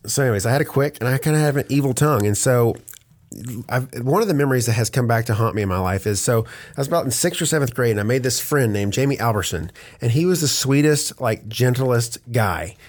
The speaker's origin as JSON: {"language": "English", "town": "Hope", "region": "Arkansas", "country": "United States", "tie": "born or raised there", "also_born_or_lived": "Oklahoma / Conway, Arkansas", "moved": "as an adult", "lives_now": "Atlanta, United States", "said": "I was born in Oklahoma and then my parents moved, uh, to Hope, Arkansas, and when I was like two. And so I went to all through my, you know, all through school there"}